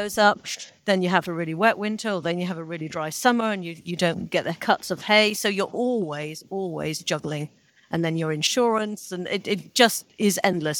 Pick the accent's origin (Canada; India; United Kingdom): United Kingdom; Salford, North West England; I was born in Salford.